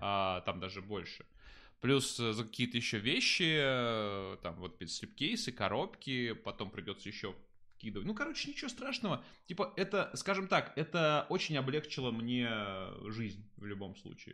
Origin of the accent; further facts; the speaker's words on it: Tambov, Tambov Oblast, Russia; moved away; я жил вот как раз в Тамбове очень долго. Я из Тамбова родом